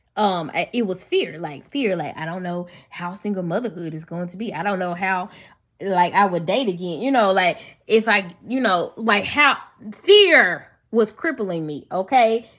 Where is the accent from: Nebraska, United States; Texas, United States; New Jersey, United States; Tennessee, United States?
Tennessee, United States; Memphis; accent: country; Y'all know I'm from Memphis. So, if, if I sound country, that's why.